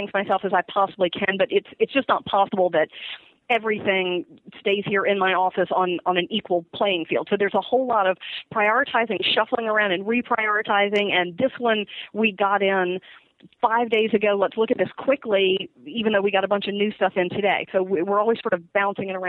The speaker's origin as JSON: {"language": "English", "region": "Virginia", "country": "United States", "tie": "born or raised there", "said": "I grew up in Virginia"}